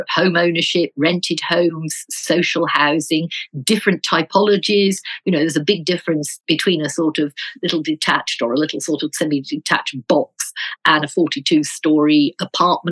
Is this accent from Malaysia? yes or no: no; Birmingham, West Midlands, United Kingdom; I come from Birmingham